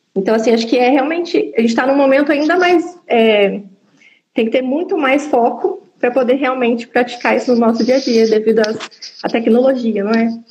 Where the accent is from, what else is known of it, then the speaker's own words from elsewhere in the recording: São José dos Campos, São Paulo, Brazil; moved away as an adult; eu sou de São José dos Campos, e vim morar duas horas de distância aqui